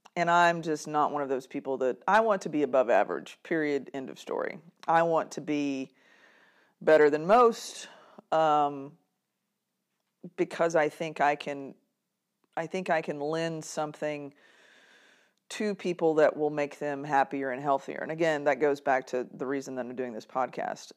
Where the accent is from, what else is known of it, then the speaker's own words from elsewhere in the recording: Kilgore, Texas, United States; I was born and raised in East Texas, Kilgore